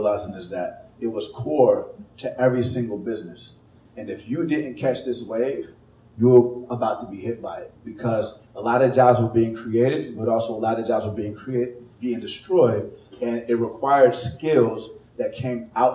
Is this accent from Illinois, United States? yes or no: no; Atlanta, Georgia, United States; moved away as an adult; also born or lived in California / Chicago / San Francisco; I was born in California, grew up in Atlanta